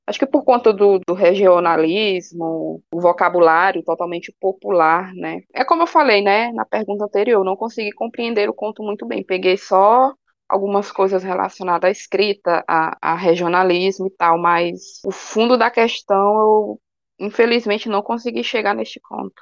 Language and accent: Portuguese; Ceará, Brazil; accent: cearense; eu gosto tanto de falar cearense, é tão bom, tem umas gírias aqui no Ceará que eu gosto tanto